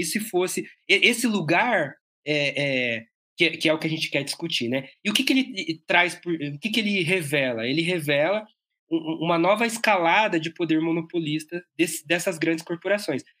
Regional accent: ABC Paulista, São Paulo, Brazil; eu sou daqui do ABC Paulista

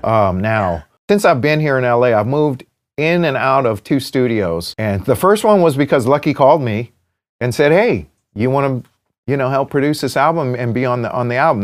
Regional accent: United States; I'm American, right? While, while I'm an Asian American, I'm Chinese American, you know, I'm from here

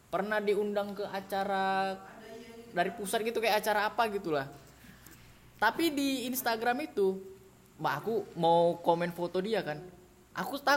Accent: Medan, North Sumatra, Indonesia; Dia ini waktu kecil kan aku kan di Medan kan kecil. Jadi rumahnya ini rental PS.

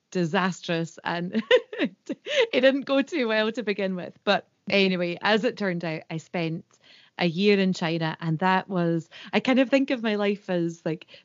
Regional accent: Scotland, United Kingdom; And the longer I was away from Scotland, the mm-hmm. more proud I became of my tradition and language.

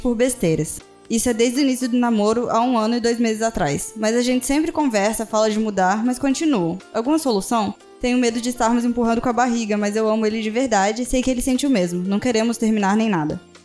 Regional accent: Alagoas, Brazil; now in Cuiabá, Brazil; eu sou alagoana e eu moro em Cuiabá. E aí, quando eu era mais nova, eu sofri bullying por causa do meu sotaque

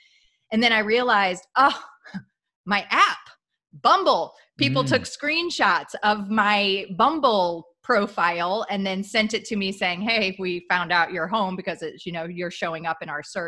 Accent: Midwest, United States; I grew up in the Midwest.

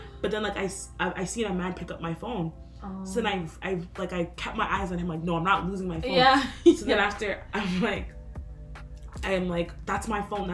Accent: Toronto, Ontario, Canada; As an African person growing up in Toronto

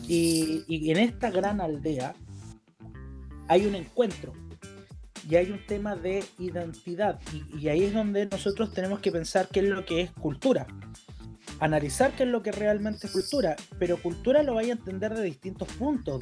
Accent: Chile; soy chileno

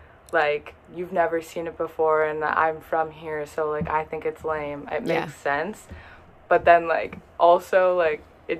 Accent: Minneapolis area, Minnesota, United States; also born or lived in Fargo; I'm from Minnesota, like Minneapolis area, 20 minutes away from Minneapolis, so not Minneapolis. I go to school in Fargo.

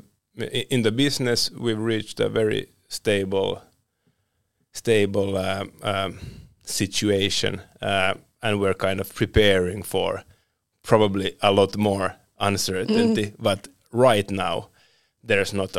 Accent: Finland; also born or lived in Sweden

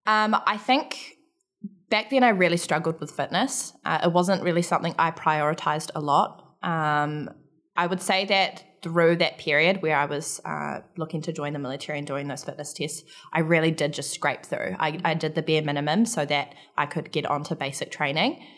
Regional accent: Palmerston North, Manawatū-Whanganui, New Zealand; I grew up in a, I guess, in the context of Canada, it would be a small town in New Zealand. uh, called Palmerston North

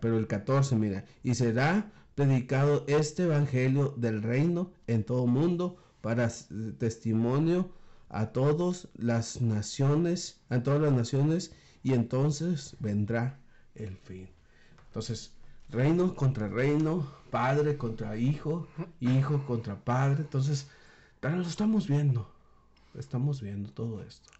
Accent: Mexico; nosotros como mexicanos

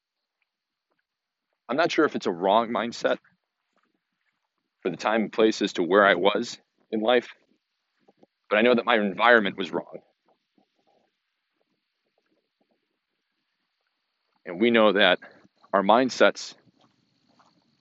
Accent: Hoffman Estates, Illinois, United States; moved away; also born or lived in Bloomington; I had moved to my hometown, Hoffman Estates, Illinois, in March of 2019

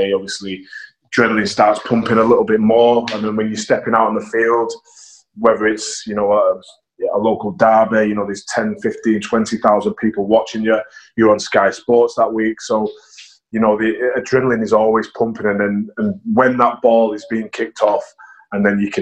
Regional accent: Warrington, North West England, United Kingdom; also born or lived in Manchester; I was born in Manchester, but then moved to Warrington as a 4-year-old

